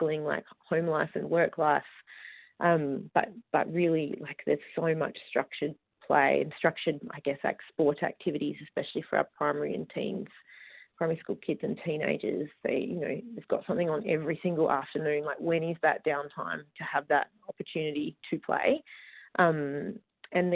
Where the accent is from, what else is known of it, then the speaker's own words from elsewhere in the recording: Busselton, Western Australia, Australia; I grew up rurally. I grew up in Busselton